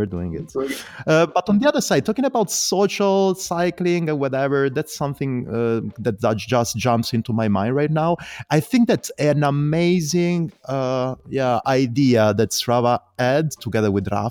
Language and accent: English; Calabria, Italy; moved away; I come from the south of Italy, I come from Calabria